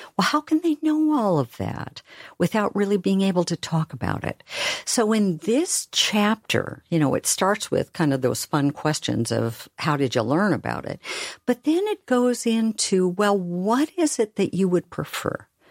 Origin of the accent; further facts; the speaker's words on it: Oregon, United States; I'm from Oregon, where we talk really slowly.